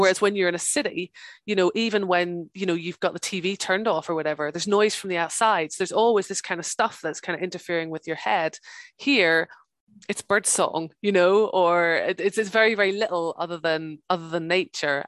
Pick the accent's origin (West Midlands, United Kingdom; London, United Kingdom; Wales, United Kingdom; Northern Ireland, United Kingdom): Northern Ireland, United Kingdom; also born or lived in England; now in Scotland, United Kingdom; I'm from Ireland originally. I'm from the north of Ireland. So my, my mom and dad live just outside Belfast